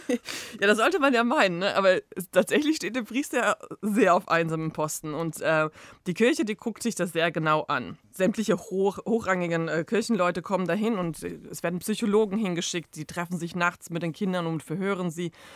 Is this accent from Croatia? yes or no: yes; Zagreb, City of Zagreb, Croatia; ich als Kroatin aus Zagreb